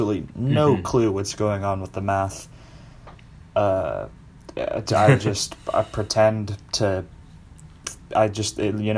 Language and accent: English; Boston, Massachusetts, United States; moved away; I was born in Boston